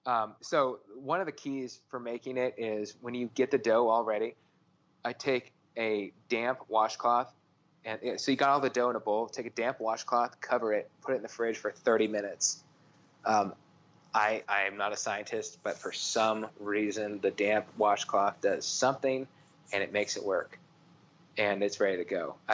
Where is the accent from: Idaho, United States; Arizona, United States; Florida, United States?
Arizona, United States; being in Texas and growing up in Arizona, we ate, I Mexican food and Hispanic culture is, is just a huge part of my life.